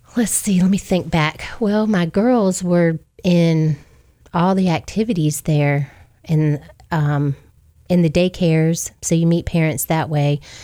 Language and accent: English; Hampton, Virginia, United States; moved away as an adult; also born or lived in Geneva, Alabama; now in Wiregrass, Alabama, United States; I'm originally from Hampton, Virginia, but I've been down here in the Wiregrass area now for 29 years